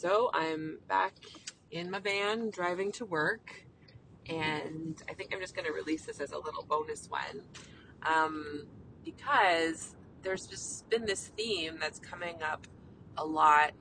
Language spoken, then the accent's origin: English; Canada; I'm a Canadian family physician